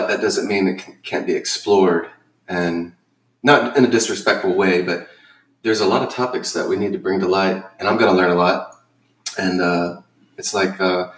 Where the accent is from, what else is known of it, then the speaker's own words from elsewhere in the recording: Louisiana, United States; I grew up in the South.